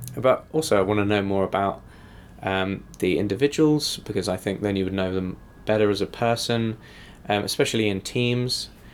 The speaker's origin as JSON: {"language": "English", "region": "England", "country": "United Kingdom", "moved": "yes", "said": "as an English person in America"}